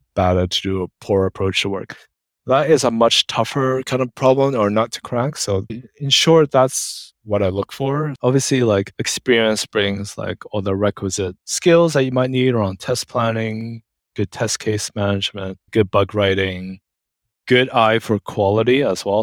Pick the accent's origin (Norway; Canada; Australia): Canada; moved away as an adult; also born or lived in United Kingdom; I'm Canadian, so I think as part of some UK Commonwealth.